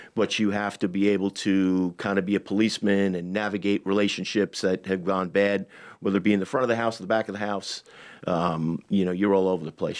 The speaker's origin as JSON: {"language": "English", "area": "Long Island", "region": "New York", "country": "United States", "also_born_or_lived": "Manhattan", "moved": "as an adult", "said": "I'm from Long Island"}